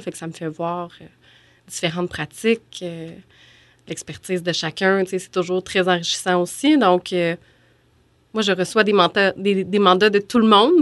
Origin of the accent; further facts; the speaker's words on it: Beauce, Quebec, Canada; moved away as an adult; also born or lived in Sherbrooke; je suis originaire de la Beauce, mais je trouvais que aller à l'Université Laval, c'était un peu trop proche de, la maison des parents